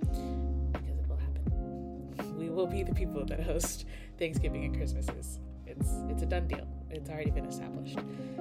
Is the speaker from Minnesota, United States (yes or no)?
no; Tennessee, United States; also born or lived in Ohio; now in Los Angeles, United States; I grew up partially in Ohio, and then we moved to Tennessee. But I'm very grateful for having moved out